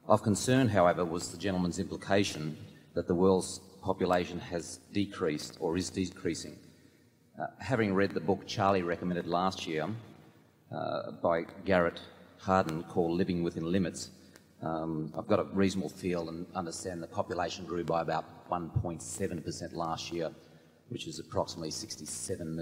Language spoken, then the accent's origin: English; Sydney, New South Wales, Australia; accent: Australian